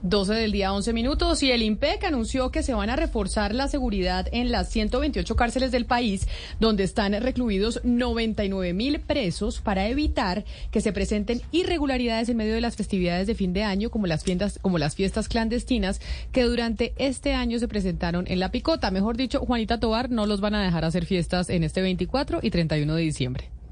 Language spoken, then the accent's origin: Spanish; Bogotá, Colombia; como bogotana